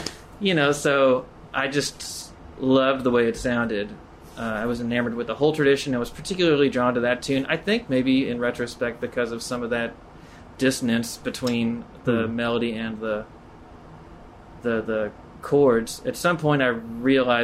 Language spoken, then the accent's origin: English; Carroll County, Kentucky, United States; my hometown, it's a Carroll County, Kentucky. It's on the Ohio River.